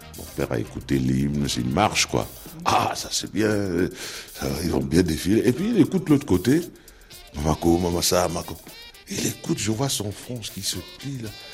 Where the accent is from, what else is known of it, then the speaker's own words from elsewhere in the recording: Cameroon; je suis camerounais.